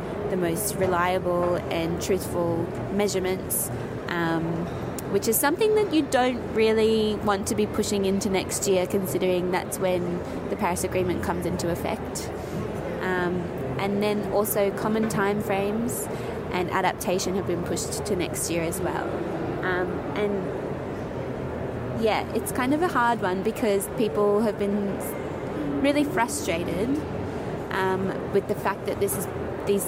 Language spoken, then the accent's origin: English; Australia; as an Australian